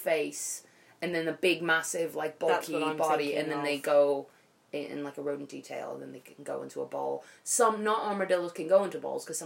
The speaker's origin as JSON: {"language": "English", "region": "Pennsylvania", "country": "United States", "said": "I'm from Pennsylvania"}